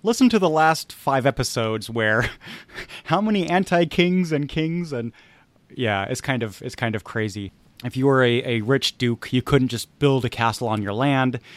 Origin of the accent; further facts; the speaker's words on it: United States; I'm an American